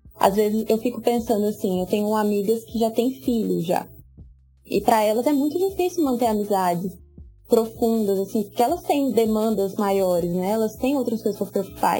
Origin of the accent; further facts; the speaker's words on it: Goiás, Brazil; eu tenho 25 anos, sou goiana